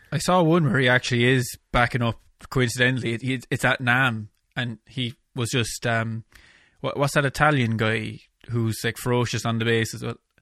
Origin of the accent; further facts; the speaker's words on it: Ireland; my hometown here in Ireland